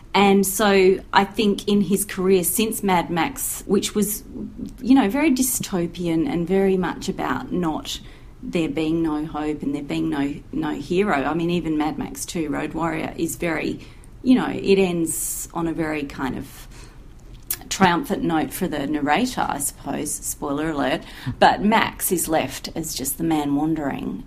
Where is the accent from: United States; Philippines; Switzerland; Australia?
Australia; I'm speaking as an Australian